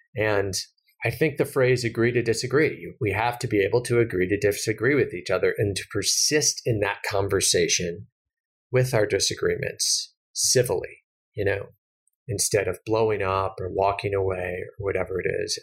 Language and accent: English; United States; as an American